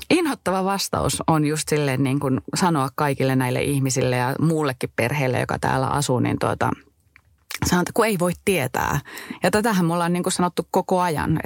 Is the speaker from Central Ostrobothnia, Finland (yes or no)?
no; Kittilä, Lapland, Finland; accent: Kittilä dialect; moved away as an adult; Mä olen tosiaan täältä kotoisin. Kittilän kaukosesta asunut täällä 19 ensimmäistä vuotta elämässäni ja elämästäni.